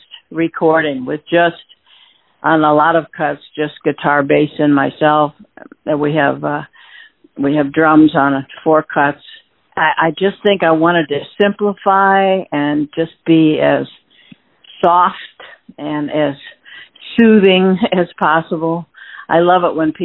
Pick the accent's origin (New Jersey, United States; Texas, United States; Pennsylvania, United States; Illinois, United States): Illinois, United States; Chicago; growing up in Chicago